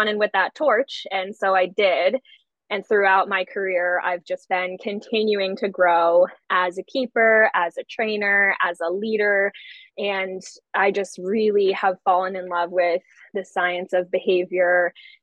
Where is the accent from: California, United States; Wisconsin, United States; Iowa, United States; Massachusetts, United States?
Massachusetts, United States; the town over from Southwick; I grew up the town over from Southwick, so it was kind of like my hometown zoo.